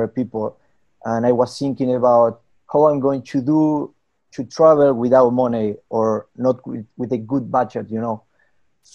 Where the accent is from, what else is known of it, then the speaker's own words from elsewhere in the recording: Argentina; English is a second language; moved away as an adult; I'm from Argentina.